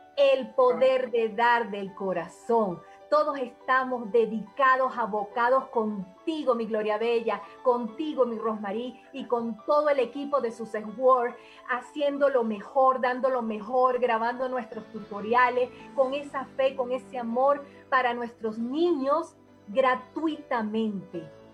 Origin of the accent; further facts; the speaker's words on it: Venezuela; seguir eh, establecida en mi país por ahora